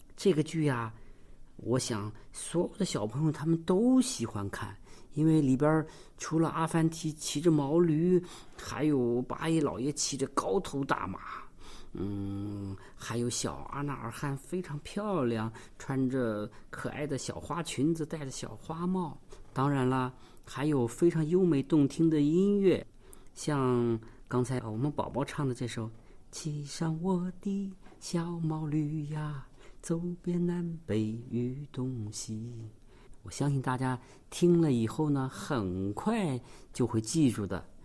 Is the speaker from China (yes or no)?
yes; Xinjiang, China; 我们新疆人说的